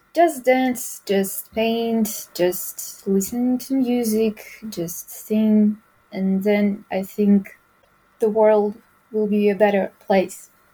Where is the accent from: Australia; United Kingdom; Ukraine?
Ukraine; English is a second language; my choice was to stay here at my home. So it's my home, it's my bed, there's my family, there's my hometown, there's my home language. It's my country.